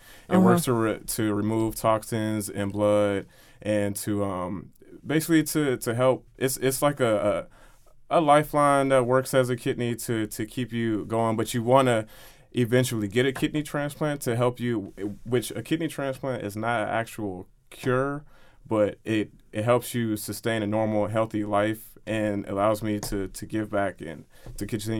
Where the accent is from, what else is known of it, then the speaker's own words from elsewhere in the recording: Frankfurt, Hesse, Germany; born there; I was born in Frankfurt, Germany, military baby, and my dad was in the Air Force